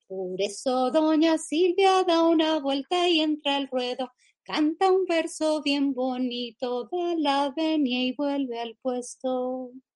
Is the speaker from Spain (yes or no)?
no; Venezuela; Yo nací en Venezuela